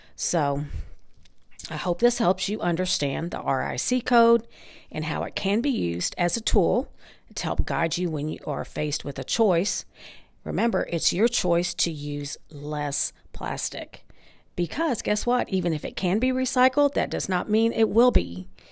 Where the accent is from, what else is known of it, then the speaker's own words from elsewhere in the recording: North Texas, United States; my hometown in North Texas